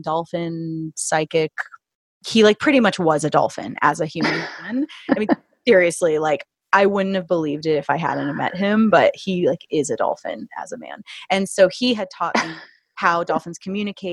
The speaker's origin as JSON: {"language": "English", "region": "Florida", "country": "United States", "tie": "born or raised there", "said": "grew up in Florida and had been around dolphins quite a bit because we'd lived on rivers and oceans and stuff"}